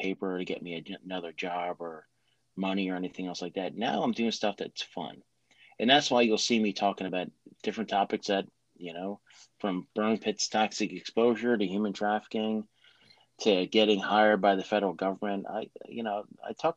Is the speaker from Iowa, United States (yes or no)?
no; near the Appalachians in New Jersey, United States; moved away as an adult; I grew up near the Appalachians in New Jersey